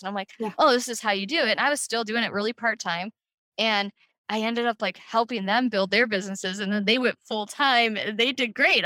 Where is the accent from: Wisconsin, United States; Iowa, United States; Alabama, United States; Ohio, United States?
Ohio, United States; Cleveland; I'm from Cleveland, Ohio.